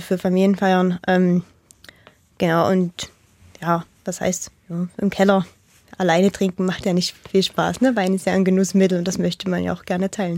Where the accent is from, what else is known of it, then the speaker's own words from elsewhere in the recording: Radebeul, Saxony, Germany; ich bin halt in Radebeul geboren und aufgewachsen